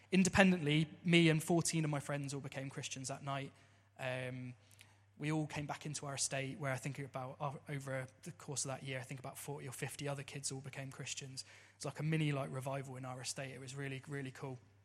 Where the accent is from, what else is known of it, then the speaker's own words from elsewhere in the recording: Southampton, South East England, United Kingdom; I grew up in Southampton